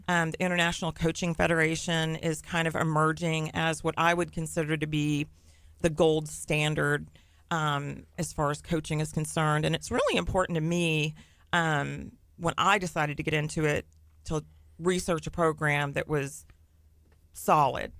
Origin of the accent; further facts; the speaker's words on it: Nassau Bay, Texas, United States; I grew up in Nassau Bay